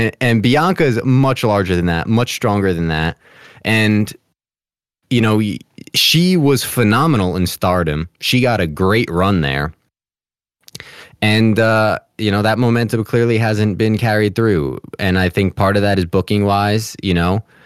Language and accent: English; New Jersey, United States; I'm from Jersey